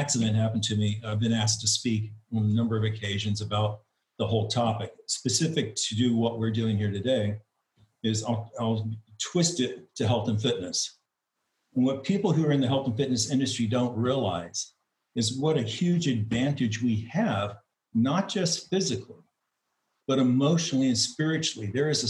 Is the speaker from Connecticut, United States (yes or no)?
no; Hawaii, United States; I'm from Mount Haleakala in Hawaii.